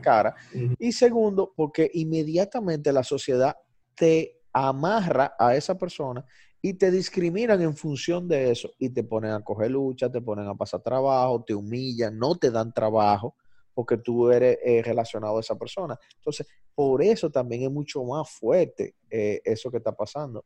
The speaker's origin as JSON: {"language": "Spanish", "country": "Dominican Republic", "said": "aquí en República Dominicana"}